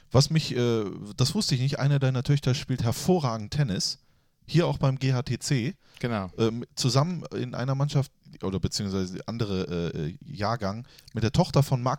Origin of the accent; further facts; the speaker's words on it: Netherlands; Als Holländer kennt man sich. Es gibt ja nicht so, ist ja nicht so groß.